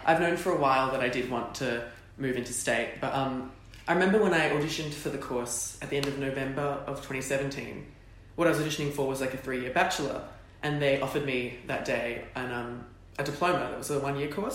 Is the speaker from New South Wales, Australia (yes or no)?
yes; Sydney, New South Wales, Australia; moved away as an adult; also born or lived in Perth; I was from Sydney